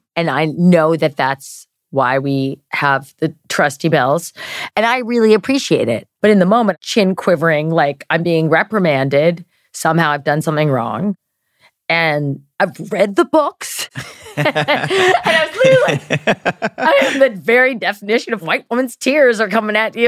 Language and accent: English; Maryland, United States; we're both from Maryland